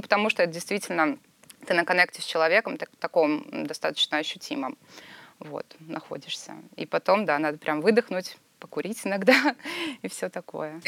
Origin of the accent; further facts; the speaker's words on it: Sochi, Krasnodar Krai, Russia; я из Сочи